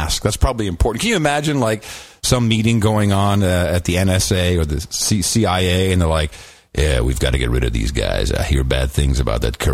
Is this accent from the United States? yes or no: no; Amsterdam, North Holland, Netherlands; I grew up in Amsterdam.